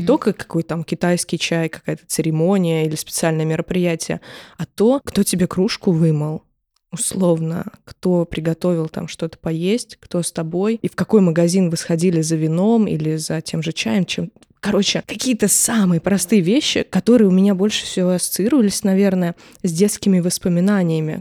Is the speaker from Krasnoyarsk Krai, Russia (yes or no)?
no; Moscow, Russia; я вот всю жизнь живу в родном городе